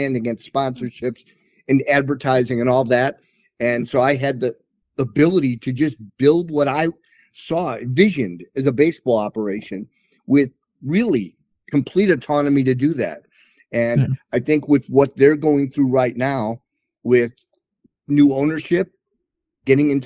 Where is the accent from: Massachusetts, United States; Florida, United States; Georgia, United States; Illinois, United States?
Illinois, United States; Chicago; moved away as an adult; also born or lived in Plainfield, Illinois; now in Texas, United States; I'm from Chicago